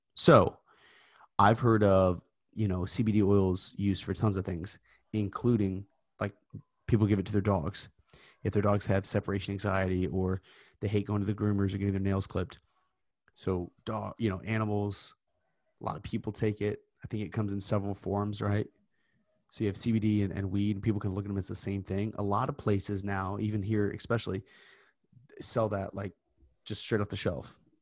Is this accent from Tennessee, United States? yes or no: yes; Tennessee, United States; my home state of Tennessee